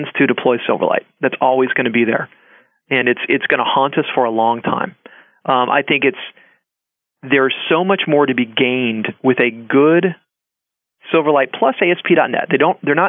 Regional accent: Georgia, United States; now in California, United States; I'm from Georgia. That's where my family is

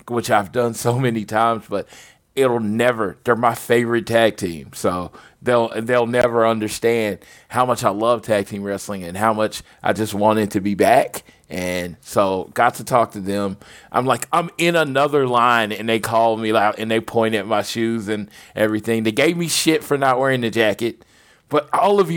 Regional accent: Oklahoma, United States; I'm from Oklahoma

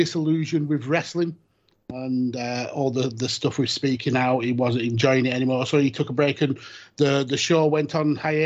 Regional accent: United Kingdom; I'm such a British douche

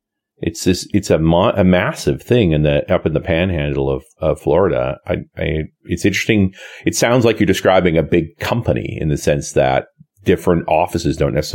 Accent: Canada; And I'm a Canadian.

